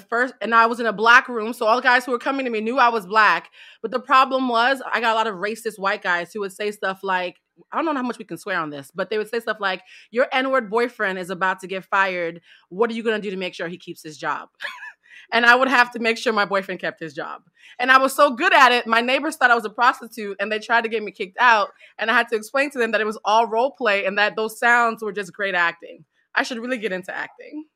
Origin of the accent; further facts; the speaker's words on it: East Coast, United States; I'm from the East Coast.